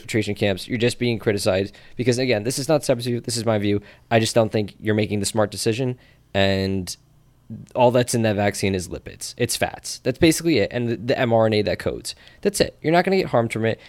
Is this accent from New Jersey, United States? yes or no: yes; New Jersey, United States; I'm from Jersey and that's just the way we talk